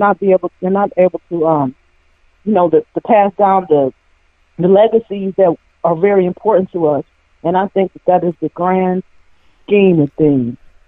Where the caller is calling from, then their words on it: Cleveland, Ohio, United States; I'm from Cleveland, Ohio.